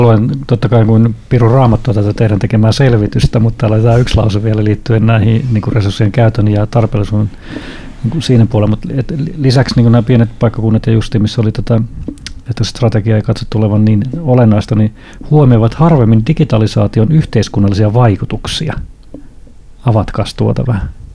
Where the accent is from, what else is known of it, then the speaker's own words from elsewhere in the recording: Honkajoki, Satakunta, Finland; mä oon pieneltä paikkakunnalta kotoisin, alle 2000 hengen paikkakunnalta Honköylältä